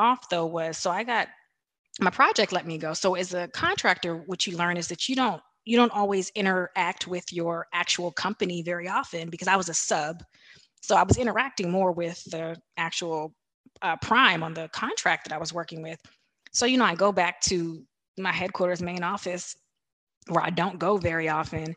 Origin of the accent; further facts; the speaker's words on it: Washington, District of Columbia, United States; I was born in Washington, D.C.